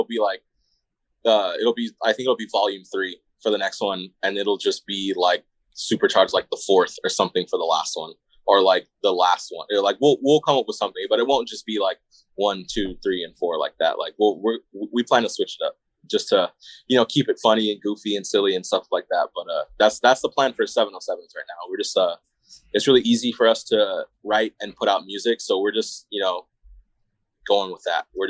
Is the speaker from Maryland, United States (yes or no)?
no; Phoenix, Arizona, United States; we're from Arizona, like for sure, for sure.